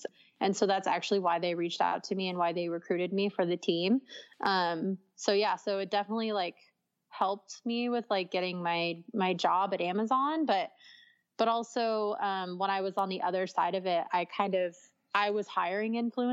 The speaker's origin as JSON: {"language": "English", "town": "San Diego", "region": "California", "country": "United States", "said": "I'm from San Diego"}